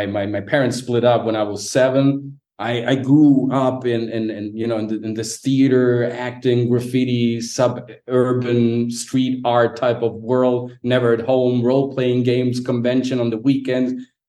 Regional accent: Sicily, Italy; Like, she's from Naples, right? I'm from Sicily.

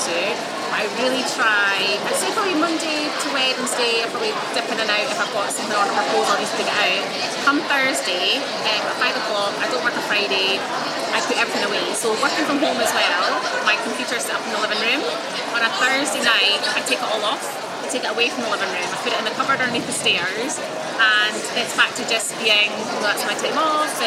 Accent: Scotland, United Kingdom; I'm obviously Scottish and I live right on the East Coast

